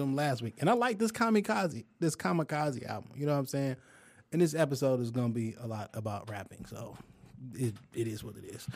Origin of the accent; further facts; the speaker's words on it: Detroit, Michigan, United States; I'm from Detroit